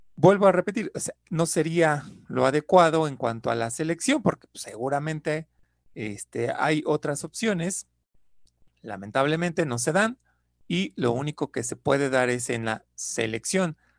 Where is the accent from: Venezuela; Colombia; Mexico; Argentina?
Mexico; somos mexicanos